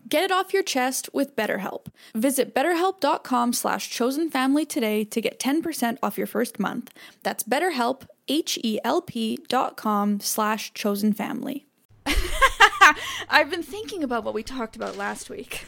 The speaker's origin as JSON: {"language": "English", "country": "Canada", "moved": "yes", "lives_now": "United States", "said": "I'm from Canada"}